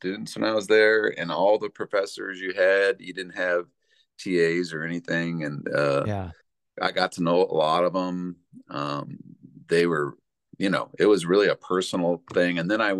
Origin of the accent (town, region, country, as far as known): Boulder, Colorado, United States; born or raised there; also born or lived in New York / California / Aurora, Colorado